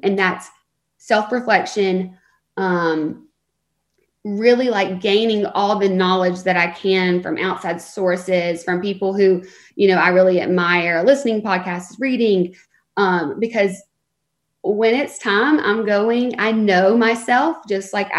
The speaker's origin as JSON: {"language": "English", "region": "the South", "country": "United States", "tie": "born or raised there", "moved": "as an adult", "lives_now": "Los Angeles, United States", "said": "I love the South, and I'm so thankful for the way that I was raised."}